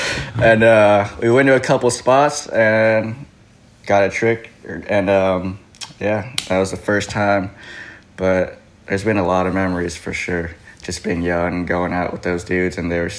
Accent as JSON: {"language": "English", "town": "Hawthorne", "region": "California", "country": "United States", "tie": "born or raised there", "said": "I grew up in Hawthorne, California."}